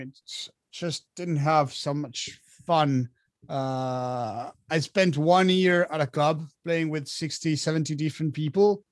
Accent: Argentina; moved away as an adult; now in France; I was born and raised in Argentina, so I, I lived there since I was uh, since I was born till I was about 25

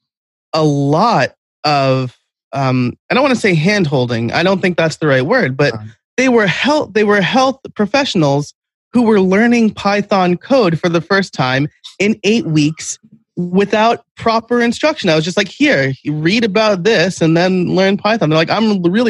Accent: New York, United States; I'm from New York. I'm like a New York Italian

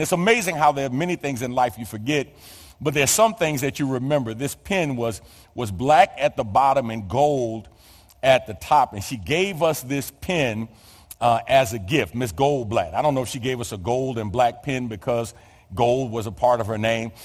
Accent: New York City, New York, United States; born or raised there

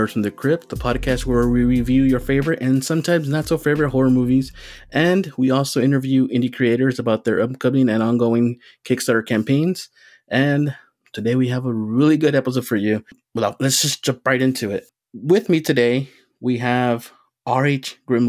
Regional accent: southern tip of Texas, United States; I grew up near Mexico, actually, in the southern tip of Texas

